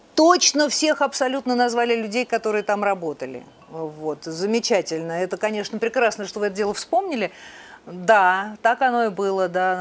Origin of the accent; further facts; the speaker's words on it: Moscow, Russia; родилась в Москве, в Ленинграде